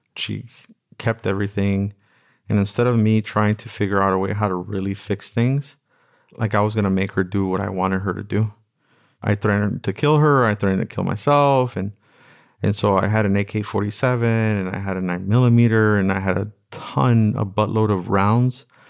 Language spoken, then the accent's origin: English; Los Angeles, California, United States; I grew up in Watts